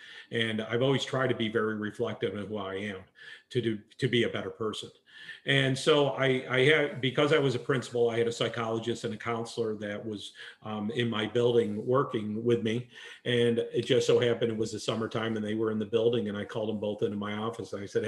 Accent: New York, United States; moved away; and now here I am, I'm a transplant from New York down here.

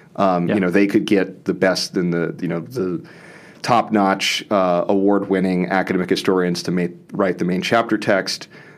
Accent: New Orleans, Louisiana, United States; I'm from New Orleans originally, and did my bachelor's and master's at University of New Orleans.

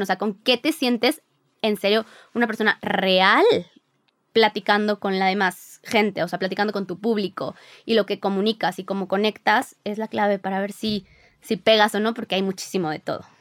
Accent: Mexico City, Mexico; also born or lived in Mérida; Nosotros somos de la Ciudad de México, pero nos fuimos un año a vivir a Mérida cuando recién nos casamos

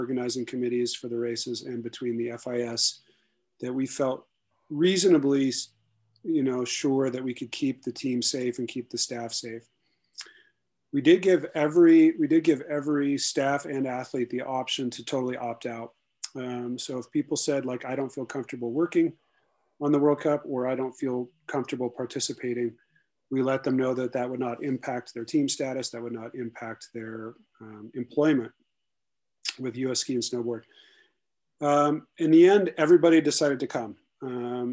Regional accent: Alaska, United States; now in Sun Valley, United States; I'm originally from Alaska, but I live in the Sun Valley, Idaho area

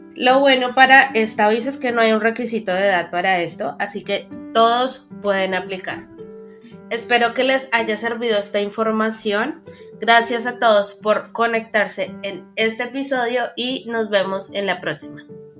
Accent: Colombia

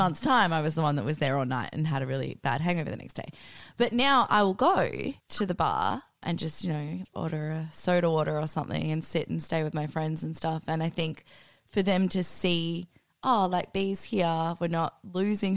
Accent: Australia; being Australian

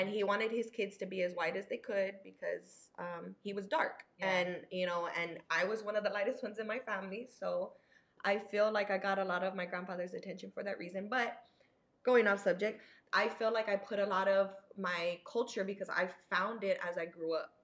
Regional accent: San Antonio, Texas, United States; San Antonio born and raised.

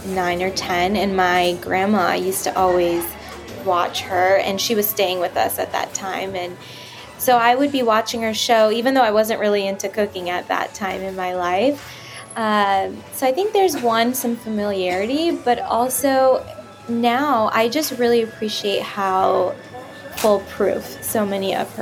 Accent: California, United States; now in France; I am from California originally

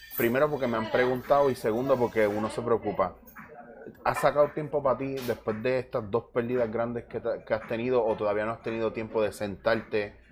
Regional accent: Puerto Rico

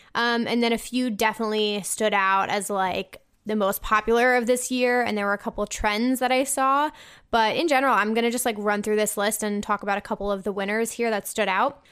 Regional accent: New Jersey, United States; I'm from New Jersey

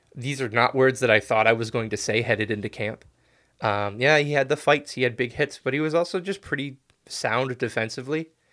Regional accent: United States; as an American

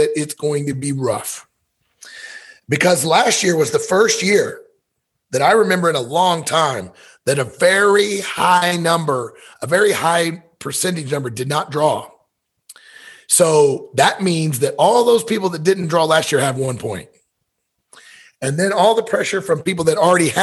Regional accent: Missouri, United States; I was born and raised in Missouri

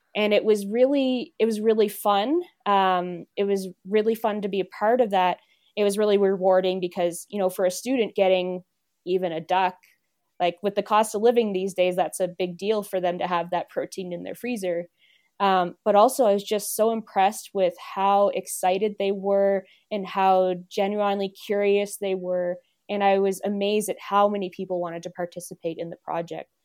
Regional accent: East Coast, Canada; now in Alberta, Canada; I'm technically from a city, but I'm from the East Coast.

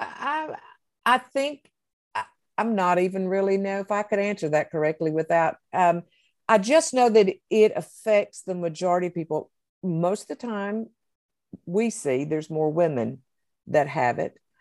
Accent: the South, United States; I'm from the South

